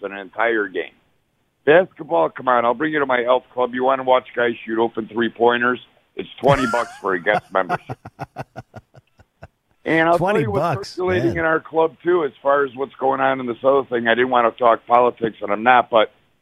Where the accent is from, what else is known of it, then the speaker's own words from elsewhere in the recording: Chicago, Illinois, United States; now in Las Vegas, United States; I'm back in Chicago now. I am from Vegas. Well, I'm from here, live in Vegas, now back in Chicago for a little bit